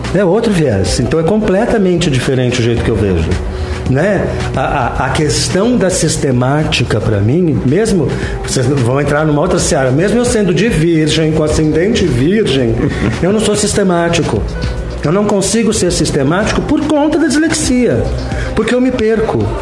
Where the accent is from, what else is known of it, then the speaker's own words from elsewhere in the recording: São Paulo, Brazil; moved away as an adult; also born or lived in London; eu sou da Vila Mariana